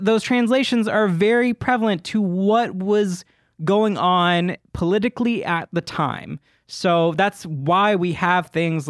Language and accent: English; the South, United States; It was I had to go to church, y'all, because I grew up in the South.